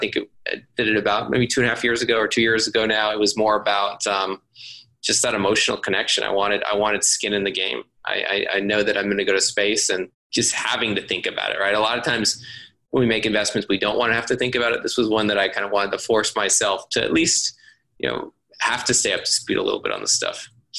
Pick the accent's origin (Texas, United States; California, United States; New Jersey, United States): Texas, United States; Austin; I was super fortunate that I grew up in Austin